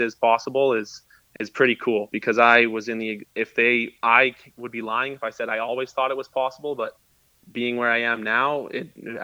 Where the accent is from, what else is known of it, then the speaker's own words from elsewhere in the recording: Lethbridge, Alberta, Canada; moved away as an adult; also born or lived in Vancouver, British Columbia; being from Lethbridge and growing up in Lethbridge